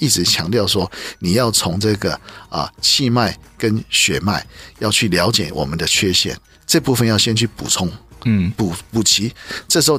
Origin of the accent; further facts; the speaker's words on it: China; 所以我们中国人尊敬虎是对的啊